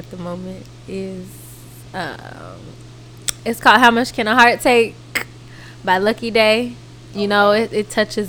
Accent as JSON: {"language": "English", "region": "California", "country": "United States", "said": "Are you just doing this because I'm from the Bay?"}